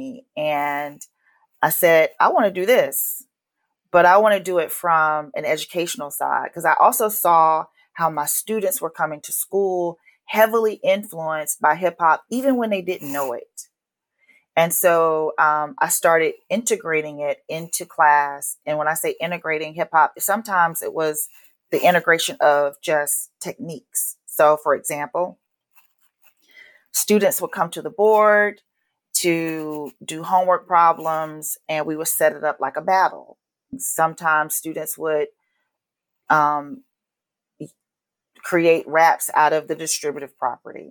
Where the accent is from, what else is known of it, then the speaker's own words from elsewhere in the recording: Atlanta, Georgia, United States; moved away as an adult; also born or lived in Los Angeles; growing up in Atlanta